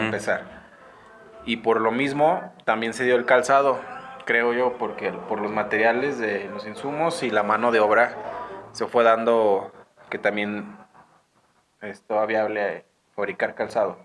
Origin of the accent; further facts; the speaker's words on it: Guadalajara, Jalisco, Mexico; now in San Francisco del Rincón, Mexico; yo soy de Guadalajara, Jalisco